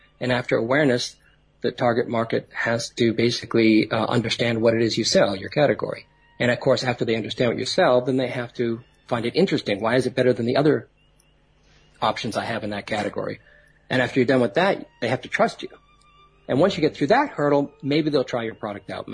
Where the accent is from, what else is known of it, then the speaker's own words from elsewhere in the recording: Boston, Massachusetts, United States; I'm originally from Boston